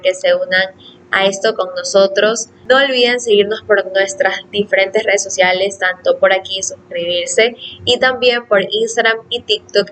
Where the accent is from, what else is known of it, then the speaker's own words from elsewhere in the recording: Ecuador; yo vivo en Ecuador